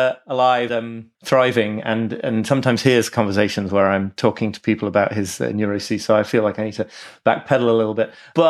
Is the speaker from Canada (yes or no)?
no; York, Yorkshire and the Humber, United Kingdom; also born or lived in Liverpool, United Kingdom; I was born in Liverpool, actually. I grew up in York, but I was born in Liverpool.